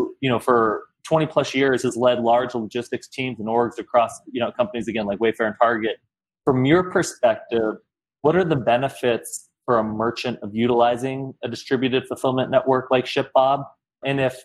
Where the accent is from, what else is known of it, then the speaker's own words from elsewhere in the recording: United States; as an American